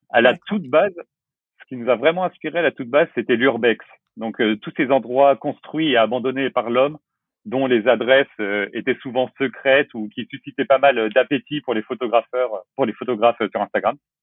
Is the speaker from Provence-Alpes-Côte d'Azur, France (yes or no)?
no; La Rochelle, Nouvelle-Aquitaine, France; je viens de La Rochelle, j'ai 30 ans